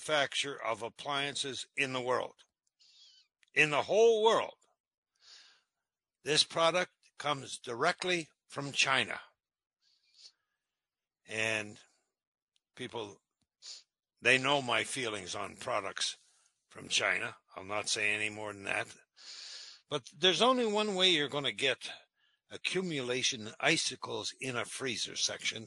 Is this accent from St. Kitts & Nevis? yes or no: no; Timmins, Ontario, Canada; now in Northville, United States; I come from Timmins